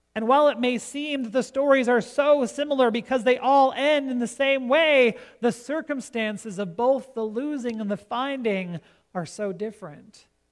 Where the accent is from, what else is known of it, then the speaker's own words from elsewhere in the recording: Gregory, South Dakota, United States; about 20 miles west of Gregory, South Dakota, my hometown